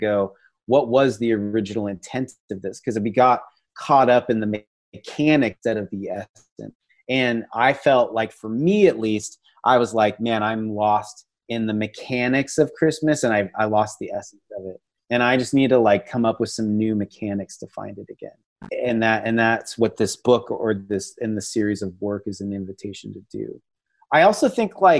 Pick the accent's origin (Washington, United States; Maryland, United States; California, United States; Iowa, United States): Washington, United States; moved away as an adult; now in Texas, United States; When I lived in Washington State, because I now live in Texas, but I grew up in Washington State.